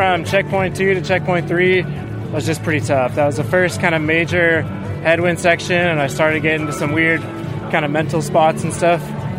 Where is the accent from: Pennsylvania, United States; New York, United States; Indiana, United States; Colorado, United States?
Colorado, United States; Denver; now in Stillwater, United States; From Denver, Colorado. I live in Stillwater, Oklahoma.